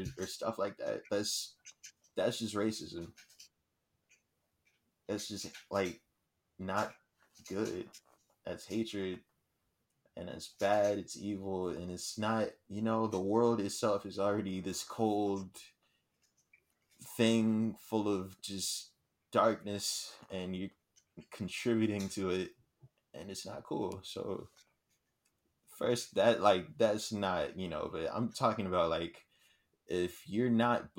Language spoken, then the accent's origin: English; Houston, Texas, United States